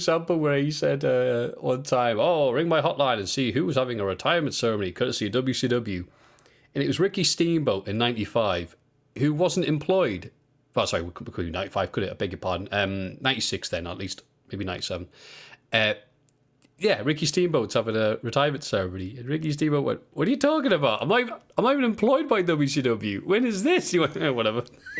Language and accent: English; Liverpool, North West England, United Kingdom; Bro, I'm from Liverpool.